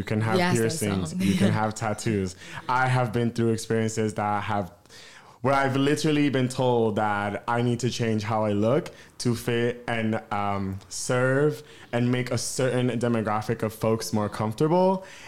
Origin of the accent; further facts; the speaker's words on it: East Coast, United States; Another layer, all three of us, Candace and Kyle, we're all from the East Coast.